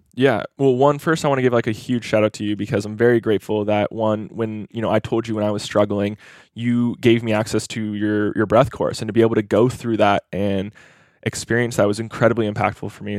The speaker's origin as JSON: {"language": "English", "region": "Hawaii", "country": "United States", "tie": "born or raised there", "moved": "yes", "said": "I grew up in Hawaii, which I like to see as this, like, mini Asia"}